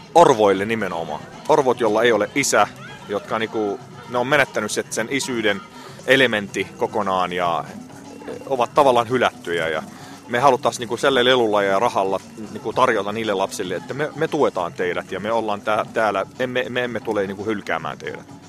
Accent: Syria; now in Finland; olen Syyriasta kotoisin. Suomessa ollut vuodesta 1988

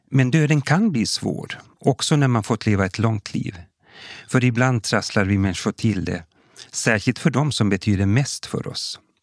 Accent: Kokkola, Central Ostrobothnia, Finland; now in Sweden; Jag är född och uppvuxen i Gamla Karleby, men bosatt i Sverige sedan många år tillbaka

